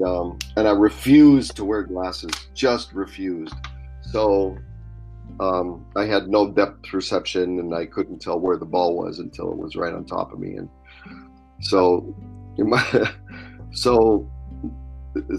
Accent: Spokane, Washington, United States; I grew up in Spokane, went to Rogers High School

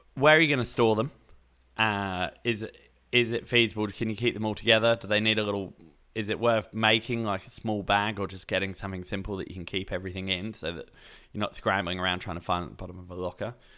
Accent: England, United Kingdom; moved away as an adult; now in Australia; I grew up in England, lived there until I was twenty-two, then moved to Australia

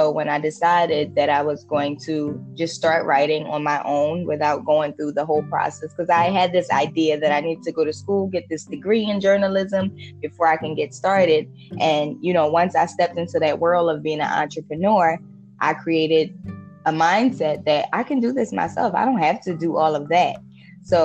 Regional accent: Jamaica; I was born and raised in Jamaica.

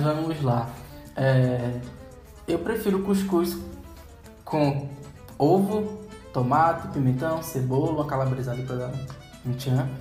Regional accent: Brazil; a gente como brasileiro

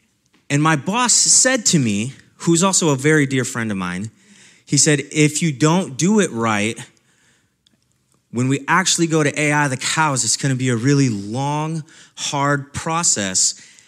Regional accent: Nebraska, United States; the time that I spent as a ranch hand on a ranch in my hometown in Nebraska.

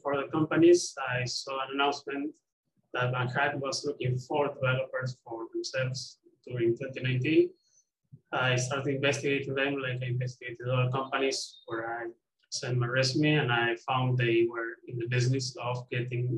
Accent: Argentina; I'm from Argentina

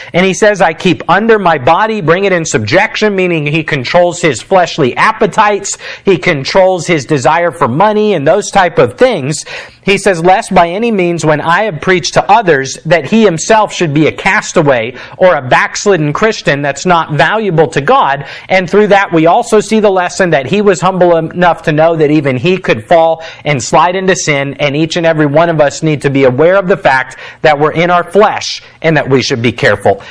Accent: United States; as an American

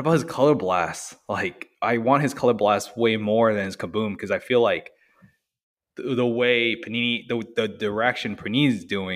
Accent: Orlando, Florida, United States; I'm from Orlando. So, I went to school and worked in Orlando

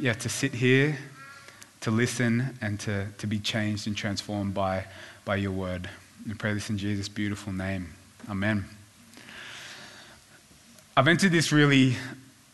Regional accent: Sydney, New South Wales, Australia; also born or lived in Korea; we moved to the Northern Beaches when I was in primary school

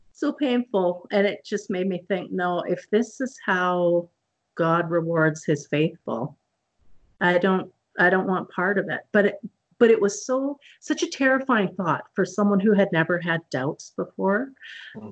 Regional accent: Okanagan Valley, British Columbia, Canada; I'm Canadian, and I grew up in the Okanagan Valley in British Columbia

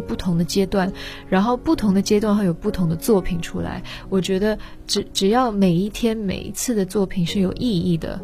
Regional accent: Netherlands; moved away; 我是在荷兰出生长大

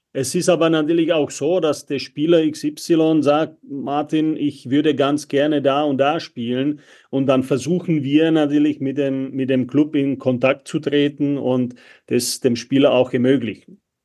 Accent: Czechia; moved away as an adult; now in Germany; ich bin in der Tschechei aufgewachsen

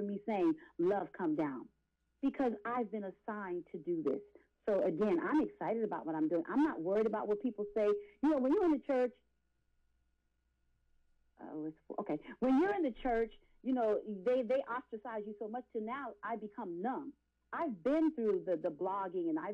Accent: Philadelphia, Pennsylvania, United States; I'm from Philadelphia

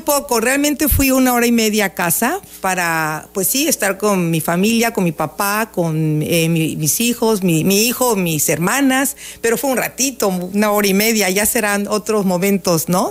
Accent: Villahermosa, Tabasco, Mexico; por ese querer a mi tierra, por ese conocer a mi municipio

